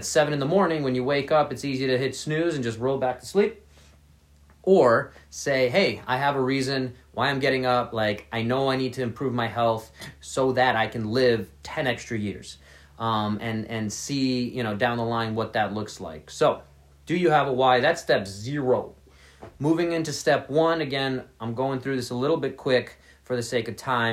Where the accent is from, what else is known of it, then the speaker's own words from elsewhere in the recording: New York City, New York, United States; I grew up in New York City, so I didn't have a car for a very long time